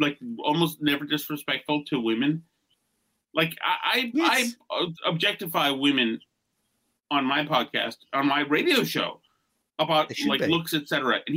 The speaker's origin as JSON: {"language": "English", "town": "Winchester", "region": "South East England", "country": "United Kingdom", "said": "We're both from Winchester. We know the same people."}